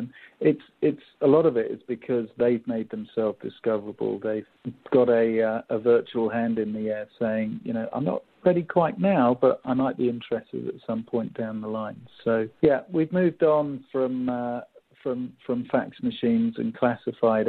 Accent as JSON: {"language": "English", "region": "England", "country": "United Kingdom", "accent": "English", "moved": "yes", "lives_now": "Seattle, United States", "said": "my English accent"}